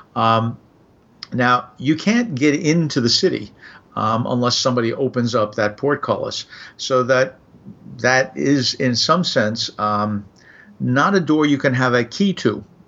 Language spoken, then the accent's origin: English; New York, United States; moved away as an adult; also born or lived in Midwest; growing up in New York